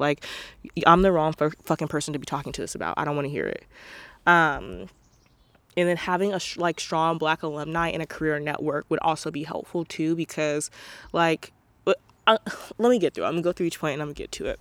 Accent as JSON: {"language": "English", "town": "Portland", "country": "United States", "tie": "born or raised there", "said": "growing up in Portland"}